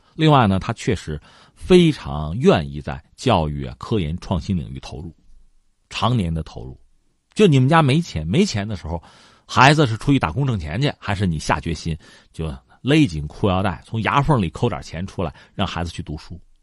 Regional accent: China; 我们中国人

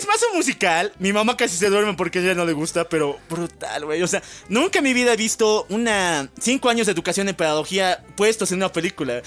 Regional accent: Mexico

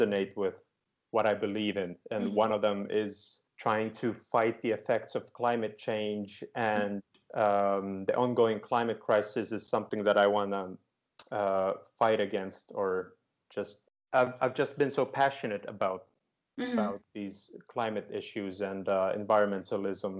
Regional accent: Finland; also born or lived in Groningen, Netherlands; I live in Helsinki, Finland. And you might also guess I am from Finland. I'm Finnish

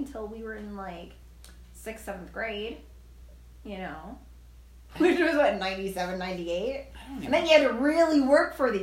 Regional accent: New York, United States; moved away; we come from New York

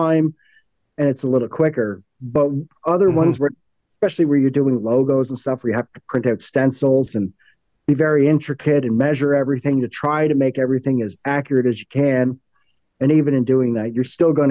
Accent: Canada; being a Canadian

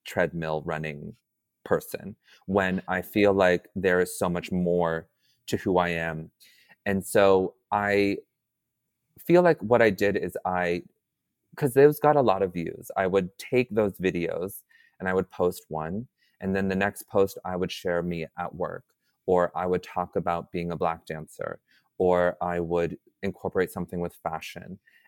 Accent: Atlanta, Georgia, United States; born there; So like I said, I was adopted. I was born in Atlanta, Georgia, and I was adopted at 2 weeks.

